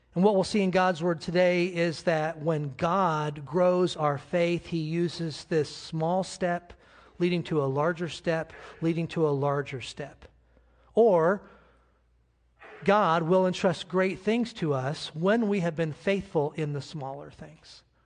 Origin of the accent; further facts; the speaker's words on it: United States; I'm an American